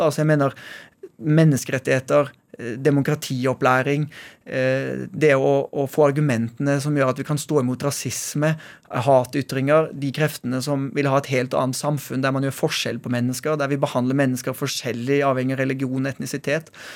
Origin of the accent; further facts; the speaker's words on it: Oslo, Norway; also born or lived in Haugesund, Norway; Jeg er født i Haugesund. Og selv om jeg vokste opp i Oslo